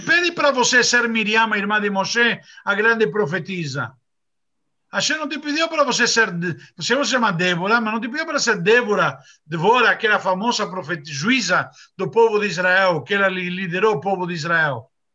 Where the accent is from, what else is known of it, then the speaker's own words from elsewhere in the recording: Argentina; moved away; eu sou argentino